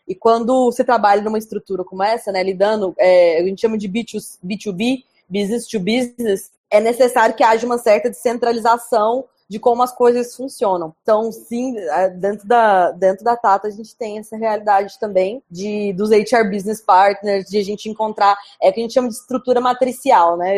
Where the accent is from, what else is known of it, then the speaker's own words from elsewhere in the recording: Goiânia, Goiás, Brazil; moved away as an adult; now in India; Eu sou de Goiânia, que é uma cidade quente